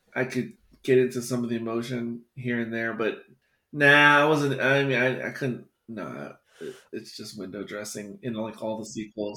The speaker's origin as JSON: {"language": "English", "country": "United States", "said": "as an American"}